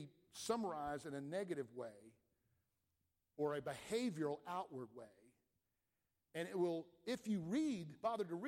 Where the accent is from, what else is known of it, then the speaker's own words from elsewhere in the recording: Atlanta, Georgia, United States; I grew up in Atlanta